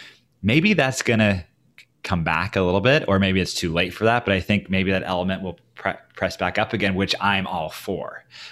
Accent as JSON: {"language": "English", "region": "Oregon", "country": "United States", "tie": "born or raised there", "lives_now": "Portland, United States", "said": "I moved here in the early 2000s, but I mean, I grew up in Oregon, so it would come up to Portland in the 90s a lot."}